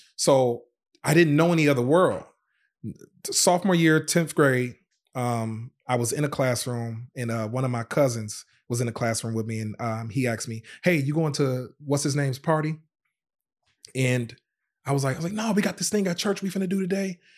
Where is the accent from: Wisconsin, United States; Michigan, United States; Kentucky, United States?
Wisconsin, United States; Racine; also born or lived in Zion, Illinois; born in Zion, Illinois, but, but we moved to Racine, Wisconsin when I was, uh, I think about five years old